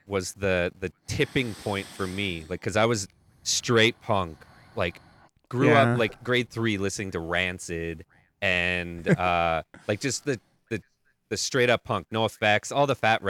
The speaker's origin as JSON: {"language": "English", "town": "Calgary", "region": "Alberta", "country": "Canada", "said": "I'm from Calgary, which is like very close to where like"}